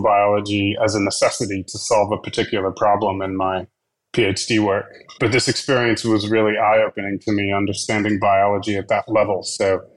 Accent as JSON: {"language": "English", "town": "Dallas", "region": "Texas", "country": "United States", "tie": "born or raised there", "moved": "yes", "lives_now": "Australia", "said": "I grew up in Dallas, Texas"}